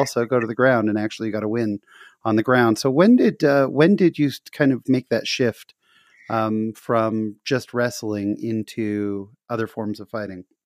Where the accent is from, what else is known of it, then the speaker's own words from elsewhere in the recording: Fullerton, California, United States; I was born in Fullerton